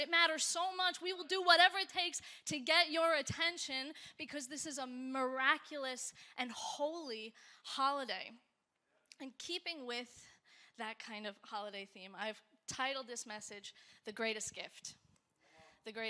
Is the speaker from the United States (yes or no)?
yes; United States; My husband Nick is from Switzerland, and I'm from America